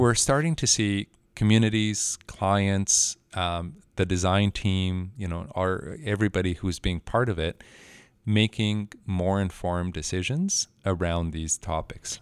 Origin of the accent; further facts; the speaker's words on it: Mexico; moved away as an adult; also born or lived in Mexico City; I was, uh, born and raised in Mexico